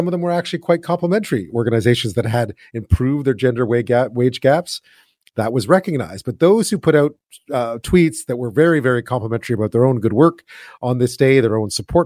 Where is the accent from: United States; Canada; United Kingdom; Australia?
Canada; Montreal, Quebec; I grew up in Montreal